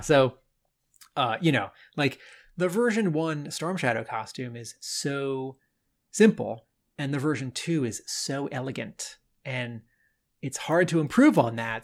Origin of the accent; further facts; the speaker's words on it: Bethesda, Maryland, United States; moved away as an adult; Bethesda, Maryland. Hey, that's my hometown.